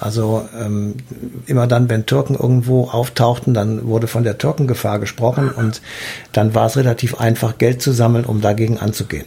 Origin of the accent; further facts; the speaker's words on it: Germany; Bei uns in Deutschland